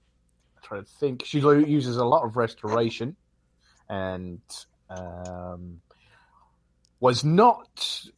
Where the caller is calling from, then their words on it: Essex, East of England, United Kingdom; I'm calling in from Essex in England.